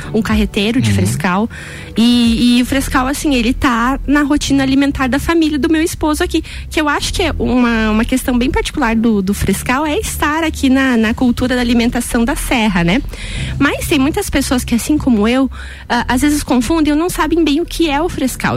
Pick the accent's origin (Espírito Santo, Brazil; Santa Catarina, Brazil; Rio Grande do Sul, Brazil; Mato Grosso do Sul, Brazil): Santa Catarina, Brazil; Canoinhas; now in Lages, Brazil; eu sou de Canoinhas, que é norte do estado